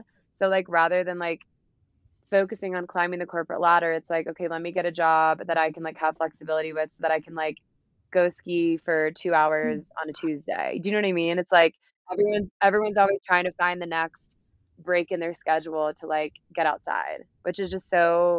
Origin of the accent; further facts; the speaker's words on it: the South, United States; And especially like I'm from the South too, so I never grew up doing any of this stuff.